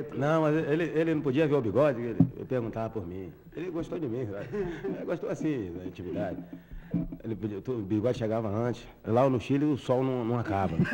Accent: Rio de Janeiro, Brazil; Sou nascido e criado no Salgueiro, eu e Chico

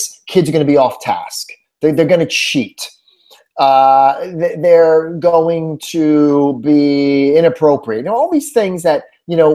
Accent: Northeast, United States; moved away as an adult; also born or lived in New Jersey; now in Houston, United States; before my move to Houston, I was born and raised in the Northeast

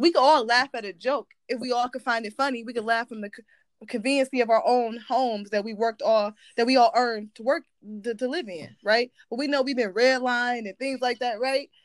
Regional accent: Ohio, United States; I'm from Ohio

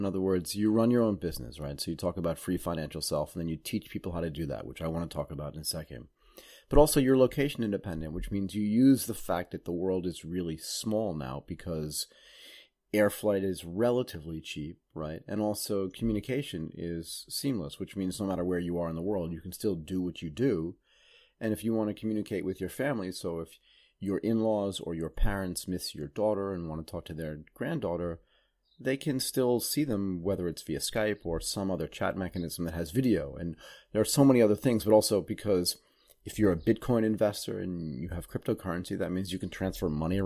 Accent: Massachusetts, United States; when I grew up in Massachusetts, I guess I was right on the coast

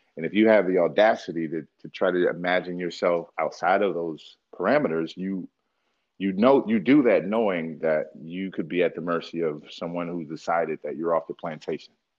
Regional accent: Philadelphia, Pennsylvania, United States; moved away; also born or lived in Georgia / Milwaukee, Wisconsin / Anchorage, Alaska; I grew up in Philadelphia. I grew up between Philadelphia and Dirt Road, Georgia, and then I was here

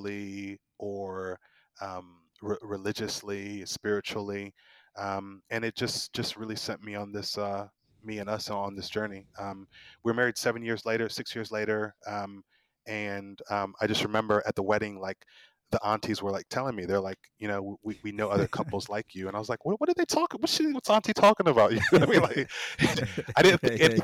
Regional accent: Midwest, United States; also born or lived in Chicago; we grew up in the Midwest. So I grew up in a very kind of rural white community because we moved away from Chicago.

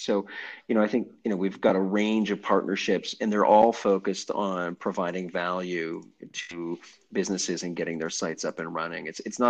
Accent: Stratford, Ontario, Canada; I'm from Stratford, Ontario. Nope. Great little town.

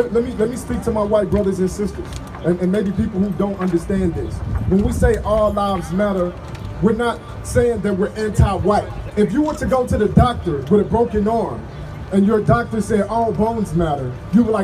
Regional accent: Dallas, Texas, United States; now in San Angelo, United States; I was born and raised in Dallas, Texas.

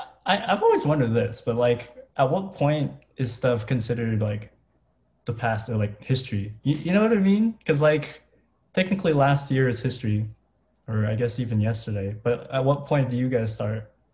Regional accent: Philippines; okay, I'm Filipino, but I don't really know mm-hmm. that much about

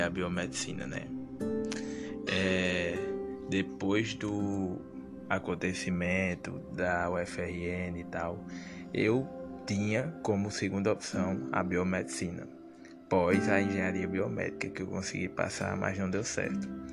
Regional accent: Sousa, Paraíba, Brazil; sou natural da cidade de Souza, no interior da Paraíba

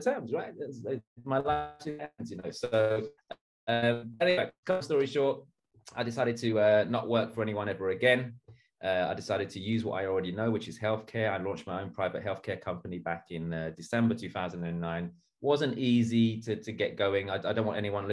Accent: London, United Kingdom; I was born and bred in East London. I grew up in a very rough neighborhood

